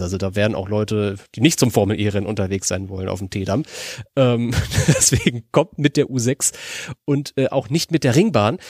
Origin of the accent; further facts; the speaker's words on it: Berlin, Germany; moved away; Ich bin ja eigentlich Berliner